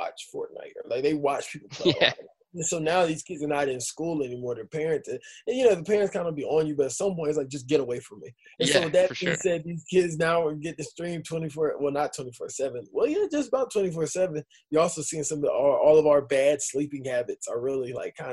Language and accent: English; the South, United States; in the South, we got some space